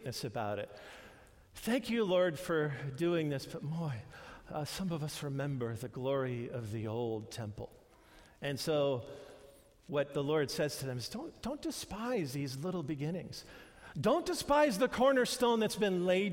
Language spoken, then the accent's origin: English; New York, United States; moved away; we grew up in New York, and there's nothing like a true New York-style pizza.